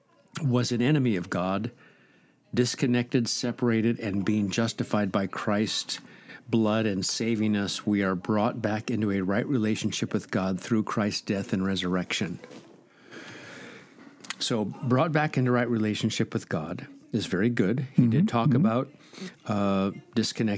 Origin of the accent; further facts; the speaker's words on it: Nebraska, United States; I grew up in Nebraska